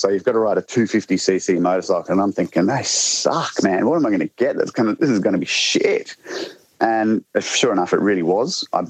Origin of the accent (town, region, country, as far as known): South Australia, Australia; now in Victoria, Australia